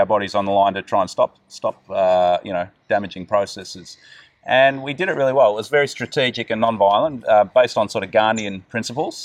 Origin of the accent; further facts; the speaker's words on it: Gippsland, Victoria, Australia; now in Melbourne, Australia; I was born up in the high country here in Victoria near Mount Kosciuszko. Grew up there till I was around 7 years old. Then we came down towards the coast, down towards Gippsland